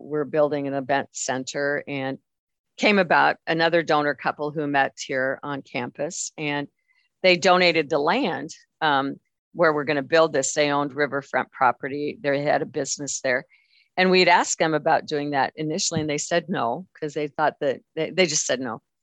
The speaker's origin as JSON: {"language": "English", "region": "Wyoming", "country": "United States", "said": "i'm very very proud of my wyoming heritage"}